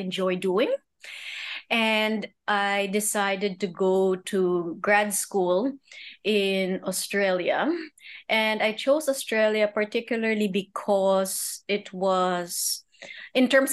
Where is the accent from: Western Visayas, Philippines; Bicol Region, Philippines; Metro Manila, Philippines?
Metro Manila, Philippines; Manila; also born or lived in Cambridge, Massachusetts; I grew up in Manila, but I do have a year overseas.